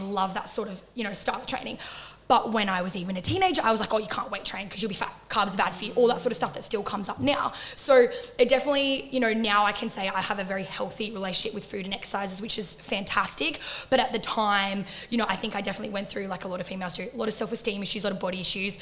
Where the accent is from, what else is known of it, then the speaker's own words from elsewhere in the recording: Central Coast, New South Wales, Australia; moved away as an adult; now in Queensland, Australia; I am from the Central Coast, so in between Sydney and Newcastle. And then I moved to Queensland when I was 18